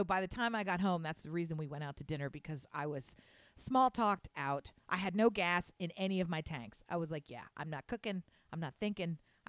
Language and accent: English; Wilmington, Delaware, United States; also born or lived in Philadelphia; But even in the very small community that I grew up in basically just outside Southeast Philadelphia, Northern Wilmington area, there it was so...